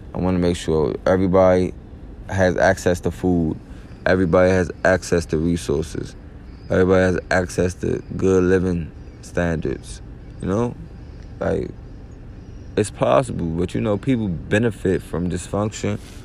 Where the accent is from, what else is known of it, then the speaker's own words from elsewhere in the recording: East Coast, United States; So I grew up on the East Coast